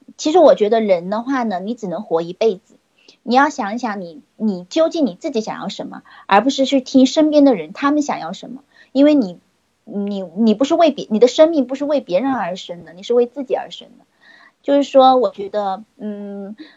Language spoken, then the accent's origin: Chinese; Nanchang, Jiangxi, China; 我来自江西的南昌